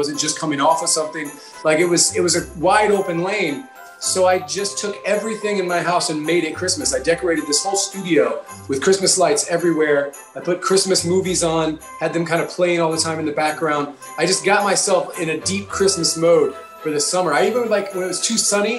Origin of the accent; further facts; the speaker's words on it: New York, United States; as a New Yorker